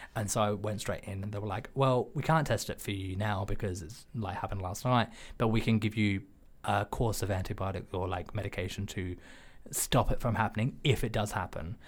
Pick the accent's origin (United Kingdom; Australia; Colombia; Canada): Australia; as an Australian, xenophobia, racism, sexism, homophobia, these are just part and parcel for how I was culturally brought up